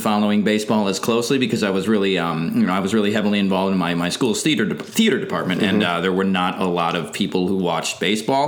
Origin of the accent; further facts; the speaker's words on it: Milwaukee, Wisconsin, United States; I'm from Milwaukee